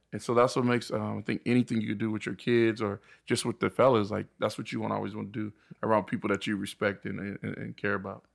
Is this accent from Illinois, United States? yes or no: no; Riverside, California, United States; actually from the I E. We grew up in Riverside